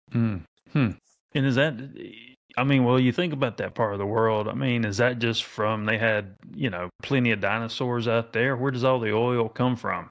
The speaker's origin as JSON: {"language": "English", "region": "North Carolina", "country": "United States", "tie": "born or raised there", "said": "I was born in North Carolina"}